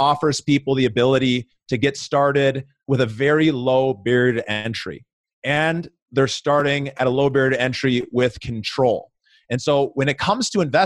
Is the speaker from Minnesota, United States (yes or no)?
yes; Minneapolis, Minnesota, United States; now in Denver, United States; my hometown of Minneapolis, Minnesota